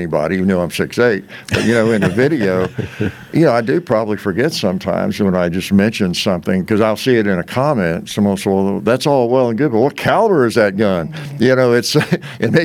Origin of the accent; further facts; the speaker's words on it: Kentucky, United States; I grew up in Kentucky